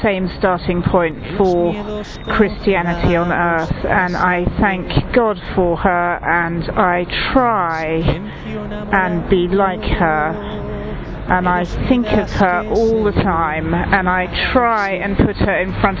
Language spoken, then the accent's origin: English; England, United Kingdom; I'm from England